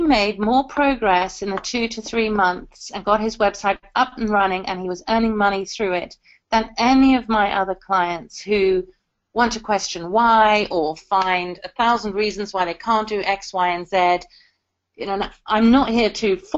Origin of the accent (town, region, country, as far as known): South Africa; born or raised there; now in United Kingdom